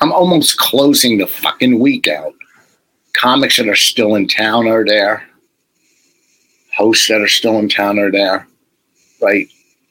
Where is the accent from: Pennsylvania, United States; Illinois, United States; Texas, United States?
Illinois, United States; Chicago; Yeah, you don't scare me. I'm from Chicago.